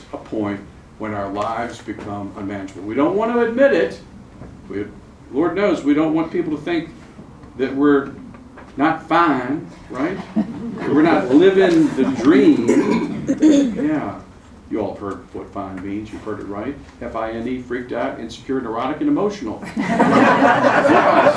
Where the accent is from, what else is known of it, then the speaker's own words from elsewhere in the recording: Charlotte, North Carolina, United States; I'm from Charlotte, North Carolina